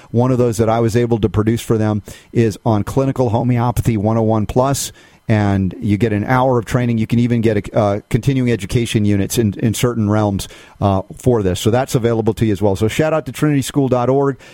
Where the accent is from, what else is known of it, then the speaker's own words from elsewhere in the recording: United States; I'm speaking as an American